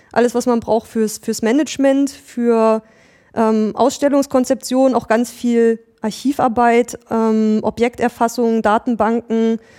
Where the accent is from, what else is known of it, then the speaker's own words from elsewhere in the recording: Mecklenburg-Vorpommern, Germany; ich bin in Mecklenburg-Vorpommern aufgewachsen, habe da auch mein Abitur gemacht